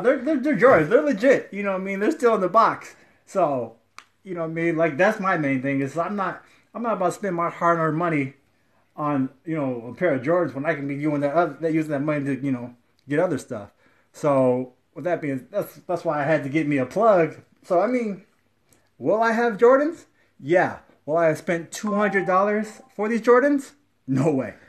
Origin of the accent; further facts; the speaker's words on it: Ohio, United States; I'm from Ohio